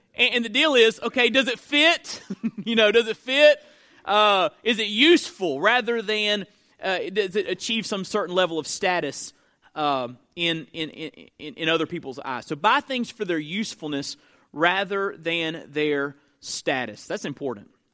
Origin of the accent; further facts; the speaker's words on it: Perry, Florida, United States; my hometown, uh, growing up, Perry, Florida